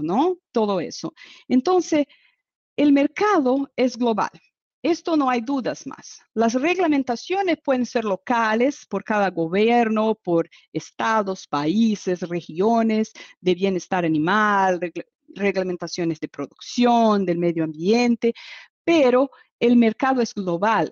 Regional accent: Brazil; Spanish is a second language; soy brasileña

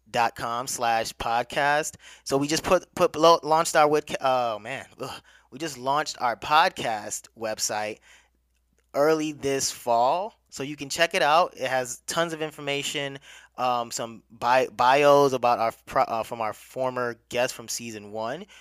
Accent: Nigeria; now in United States; Nigeria is my home country

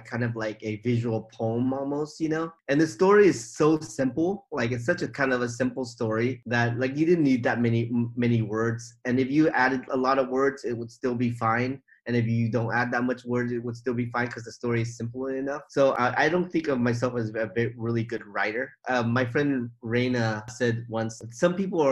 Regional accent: about an hour from Oakland, California, United States; now in Oakland, United States; all my life, I've lived in this place. I knew everybody, and everybody knew me

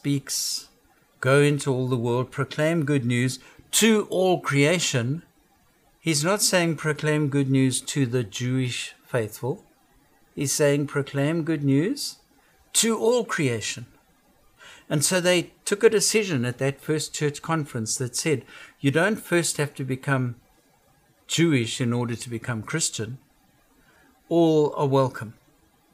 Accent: South Africa; now in United States; I come from South Africa.

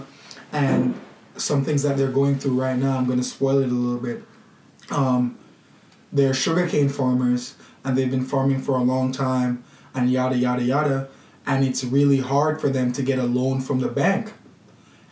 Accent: Jamaica; I'm from Jamaica

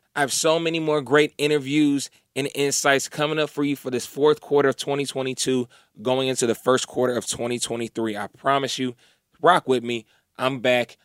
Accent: Kokomo, Indiana, United States; moved away as an adult; now in Atlanta, United States; I was actually in Indiana, in my hometown of Kokomo

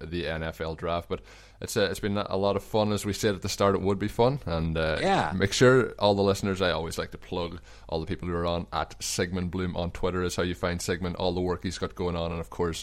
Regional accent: Ireland; moved away; as Irish sporting fans

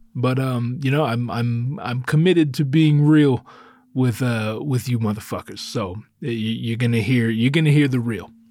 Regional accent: Northern California, United States; moved away; I grew up up north in Northern California

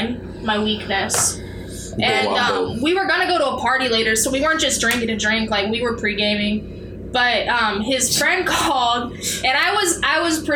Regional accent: Washington, United States; I'm from Washington State.

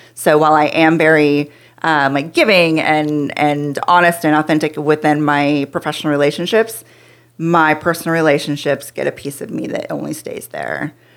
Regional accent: Pacific Northwest, United States; moved away as an adult; now in Texas, United States; I grew up in the Pacific Northwest

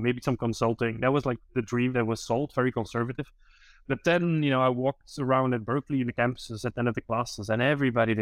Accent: Belgium; I'm from Belgium

